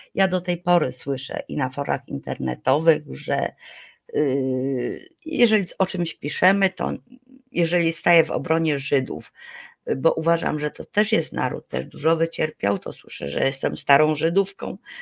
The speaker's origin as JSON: {"language": "Polish", "country": "Poland", "said": "my Polacy"}